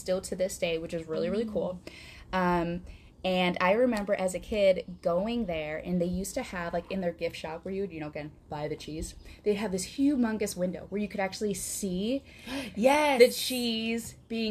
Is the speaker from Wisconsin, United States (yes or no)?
yes; Wisconsin, United States; accent: Wisconsin; now in Quad Cities, United States; I'm from Wisconsin, going up north, as one would say, or as we would say in my family, to go visit other Wisconsin family members